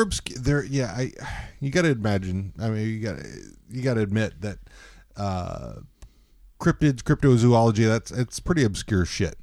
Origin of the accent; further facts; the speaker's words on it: Texas, United States; moved away; coming from Texas in the time that I came from Texas